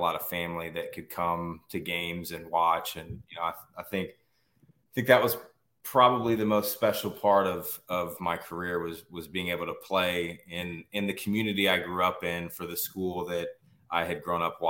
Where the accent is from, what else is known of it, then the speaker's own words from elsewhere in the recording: Manhattan, Kansas, United States; I'm actually from Manhattan, Kansas originally. So I grew up in Manhattan, Kansas